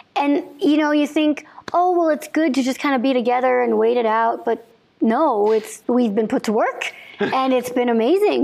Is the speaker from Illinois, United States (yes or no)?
yes; Illinois, United States; I grew up in Illinois